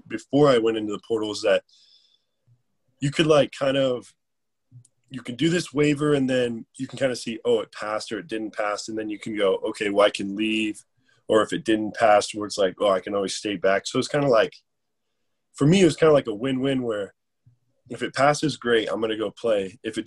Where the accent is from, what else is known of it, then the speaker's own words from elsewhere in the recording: Colorado, United States; this is where I'm from. This is my home state